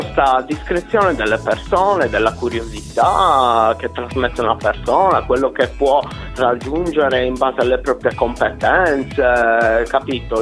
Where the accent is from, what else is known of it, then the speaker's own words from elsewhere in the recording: Quartu Sant'Elena, Sardinia, Italy; la città è Quarto Sant'Elena, in provincia di Cagliari